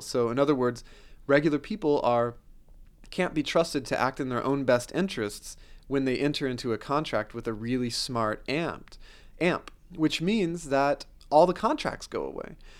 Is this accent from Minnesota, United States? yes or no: no; Oklahoma, United States; also born or lived in Pittsburgh; I grew up in Oklahoma